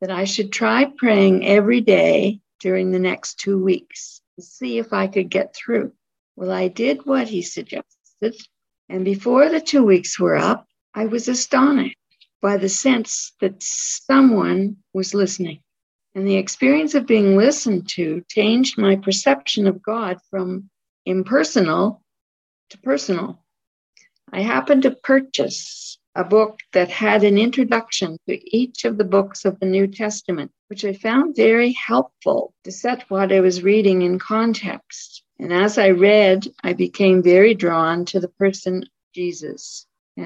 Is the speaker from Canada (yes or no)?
yes; Toronto suburb, Ontario, Canada; moved away; also born or lived in Ottawa, Canada / Nova Scotia, Canada; At the age of 9, we moved from Ottawa to a Toronto suburb